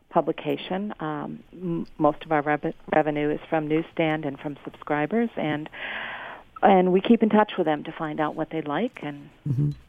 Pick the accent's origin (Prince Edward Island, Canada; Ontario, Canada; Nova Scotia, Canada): Ontario, Canada; you know we are Canadian and we do we do talk about what can be grown near where you garden.